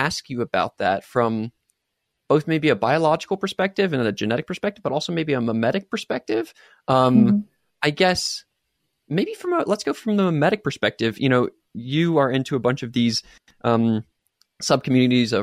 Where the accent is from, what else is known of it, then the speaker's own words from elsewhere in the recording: United States; I was born and raised in America